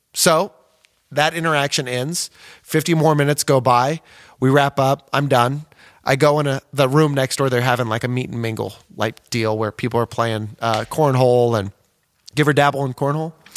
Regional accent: Osawatomie, Kansas, United States; where I'm from, Osawatomie, Kansas

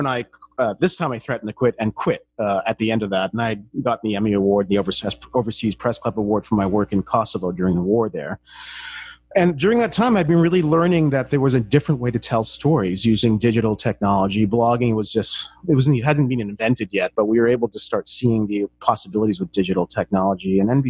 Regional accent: Canada; moved away as an adult; also born or lived in London, England / Paris / New York / Montreal; now in Seattle, United States; I was born in England, I grew up in Canada, I went to law school in Canada and in France, and I went to journalism school in New York

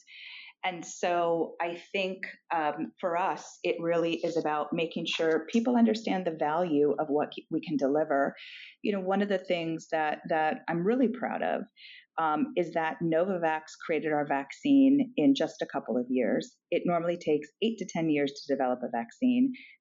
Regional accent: Argentina; moved away; I'm also foreign born. I was born in Argentina.

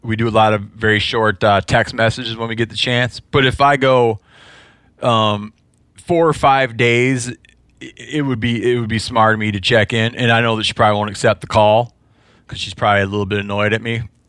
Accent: Midwest, United States; I don't remember because I'm from the Midwest.

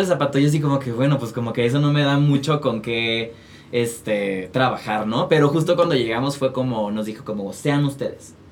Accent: Guadalajara, Jalisco, Mexico; moved away as an adult; now in Mexico City, Mexico; yo soy de Guadalajara

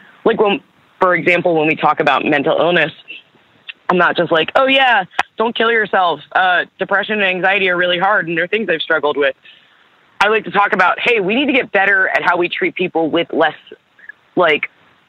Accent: Camden, New Jersey, United States; born there; So I was born in Camden, New Jersey. I'm adopted, and my birth parents were from that area, like the Philly area.

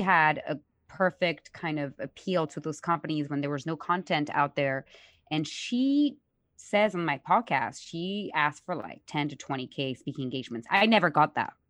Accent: Paris, Île-de-France, France; moved away; I'm born and raised in Paris

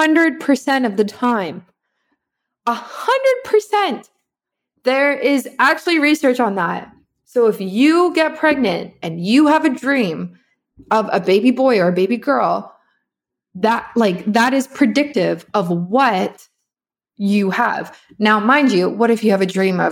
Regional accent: South Africa; I'm from South Africa

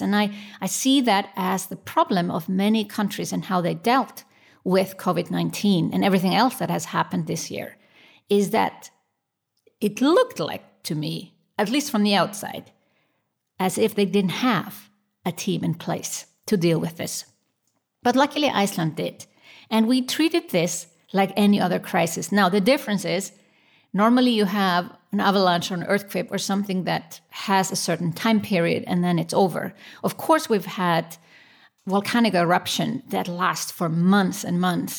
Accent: Switzerland; my home country, Switzerland.

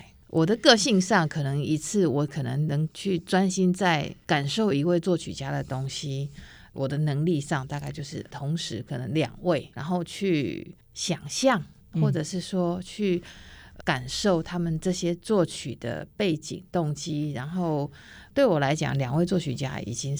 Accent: Taiwan; first language Taiwanese Hokkien; 那再过来是我拾起我自己的母语台语，好，

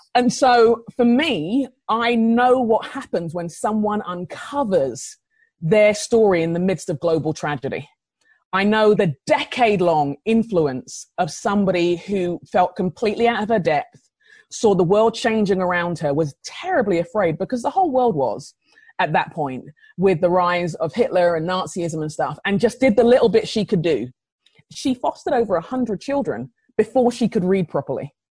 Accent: London, United Kingdom; now in Minnesota, United States; I grew up in London

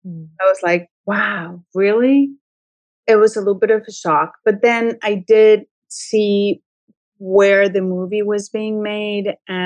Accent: Mexico; moved away as an adult; also born or lived in Hollywood; now in Los Angeles, United States; casting director. I started my career in Mexico. I'm Mexican. I was born and raised in Mexico. And eventually I moved to Hollywood 15 years ago, more or less.

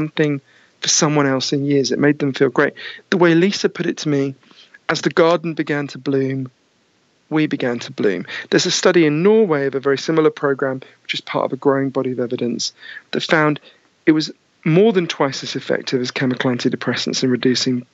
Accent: United Kingdom; accent: Downton Abbey voice; also born or lived in East London / United States; As you can tell from my weird Downton Abbey voice, I'm British

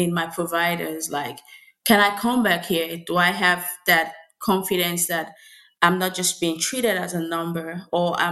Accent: Nigeria; moved away; I'm Nigerian

